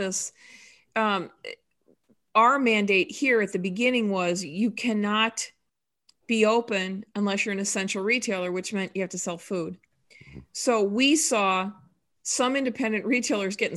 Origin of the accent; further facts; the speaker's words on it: Bergen County, New Jersey, United States; Bergen County is my hometown, my home state.